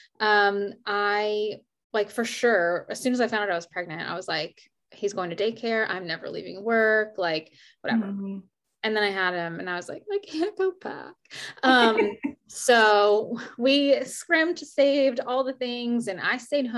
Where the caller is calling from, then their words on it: Richmond, Virginia, United States; I'm calling in from Richmond, Virginia